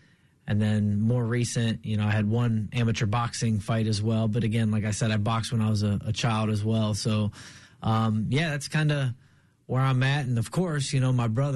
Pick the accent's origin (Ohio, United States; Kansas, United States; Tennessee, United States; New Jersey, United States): Ohio, United States; Akron; my hometown of Akron, Ohio